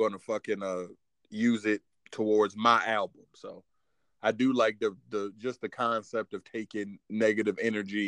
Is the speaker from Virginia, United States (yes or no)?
yes; Virginia, United States; I'm from Virginia